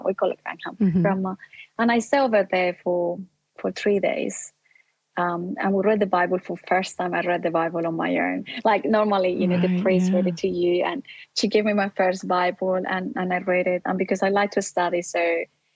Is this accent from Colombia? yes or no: yes; Colombia; now in Australia; I grew up in Colombia. That's my original background. And I came to Australia being a Catholic.